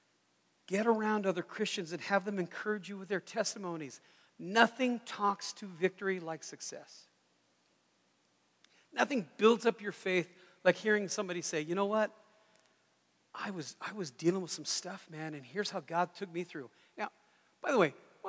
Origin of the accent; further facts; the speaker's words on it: United States; I'm very American